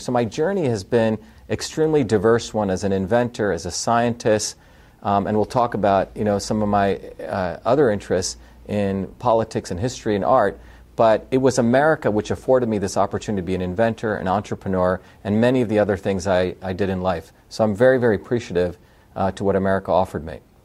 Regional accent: India; also born or lived in South Indian village / Mumbai, India; now in United States; I was born in India, uh, and I grew up in a very diverse environment, even in India. I grew up in a deep uh, South Indian village where my grandmother was a traditional healer, worked 16 hour days, in the fields, but I also grew up in a cosmopolitan city of Bombay, India

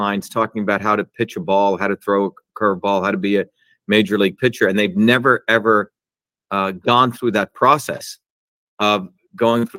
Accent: New Jersey, United States; also born or lived in India; when I grew up in Jersey

